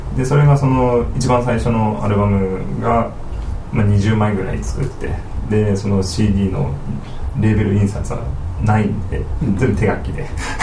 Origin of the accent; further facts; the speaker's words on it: Hiroshima, Japan; 僕ら広島出身です